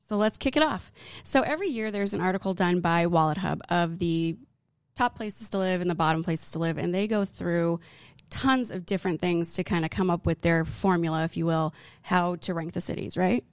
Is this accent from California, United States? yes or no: no; Arizona, United States; now in Texas, United States; we're from Arizona